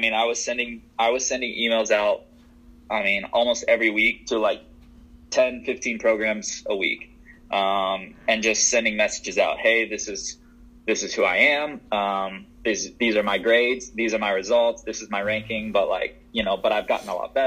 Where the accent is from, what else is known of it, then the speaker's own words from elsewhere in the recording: the South, United States; I was from the South